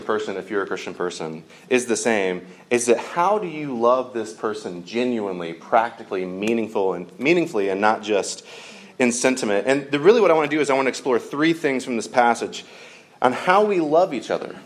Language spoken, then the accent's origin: English; Georgia, United States; I grew up in Georgia